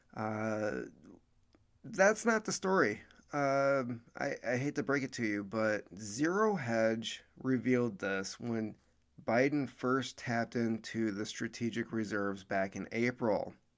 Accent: United States

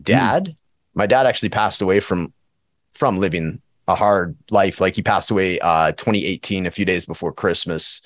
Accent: Prince George, British Columbia, Canada; now in Edmonton, Canada; my hometown of Prince George, B C

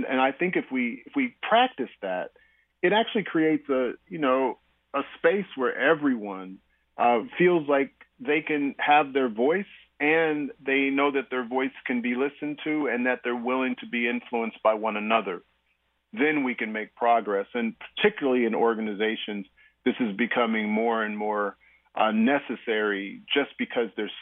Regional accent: Topeka, Kansas, United States; now in Basel, Switzerland; my hometown in Topeka, Kansas

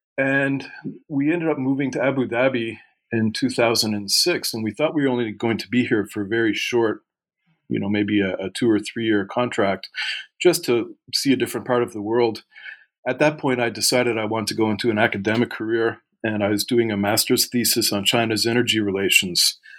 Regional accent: Sussex, New Brunswick, Canada; moved away as an adult; also born or lived in Taiwan; But I grew up in Atlanta, Canada, in a very small farming town called Sussex, New Brunswick.

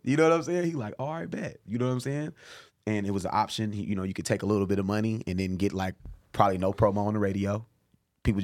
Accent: Oakland, California, United States; I sing. I'm from Oakland, bro.

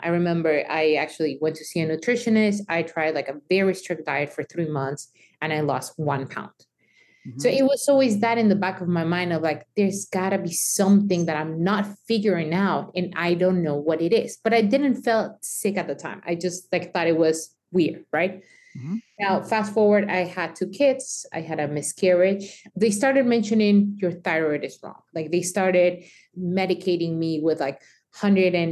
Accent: Mexico; moved away; me growing up in Mexico

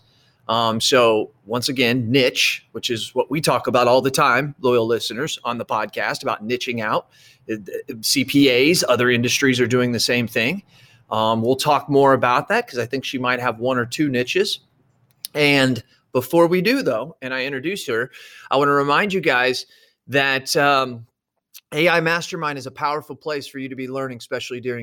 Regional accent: Central Illinois, United States; she's from my hometown. Couple years older than me, went to the same high school. We've known each other in Central Illinois

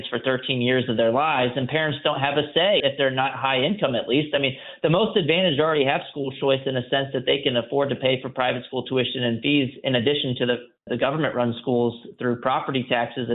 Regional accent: Texas, United States; I also benefited from a magnet school growing up in Texas

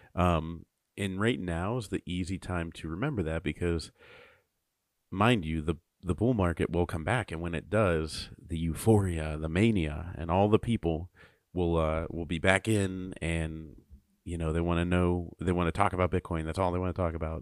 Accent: United States

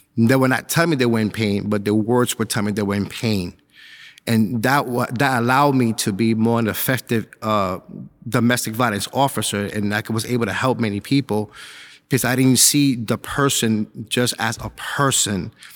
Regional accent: New York City, New York, United States; moved away as an adult; now in Suffolk County, United States; I grew up in Spanish Harlem

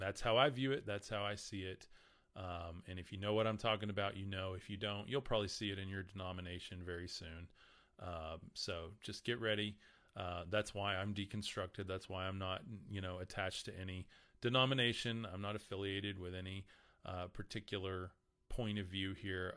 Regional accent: Lubbock, Texas, United States; I'm from Lubbock

